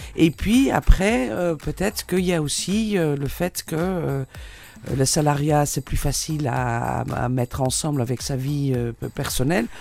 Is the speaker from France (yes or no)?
no; Netherlands; French is a second language; now in Tunisia; Vous entendez peut-être mon accent, donc, parce que je suis hollandaise